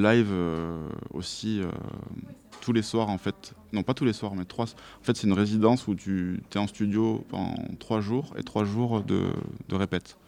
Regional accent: Toulouse, Occitania, France; j'ai grandi à Toulouse, tout ça. Je suis vraiment plus toulousain, on va dire, du sud, du sud-ouest

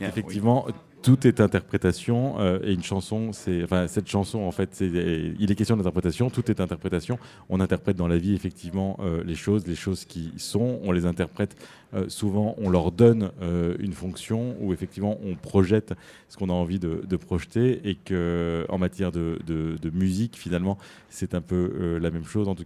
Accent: Argentina; born there; je suis né juif en Argentine.

